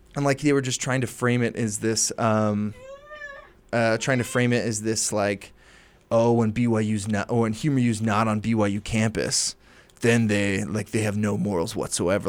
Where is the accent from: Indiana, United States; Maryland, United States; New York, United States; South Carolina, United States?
Maryland, United States; moved away as an adult; I'm from Maryland